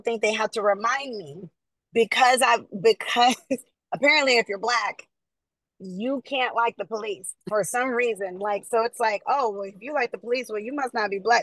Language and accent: English; the South, United States; now in California, United States; I grew up in the South